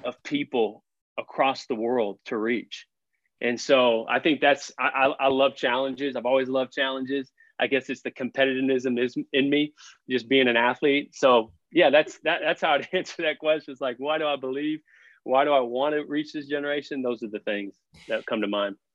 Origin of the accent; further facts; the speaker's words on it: Fort Worth, Texas, United States; I grew up on the Fort Worth side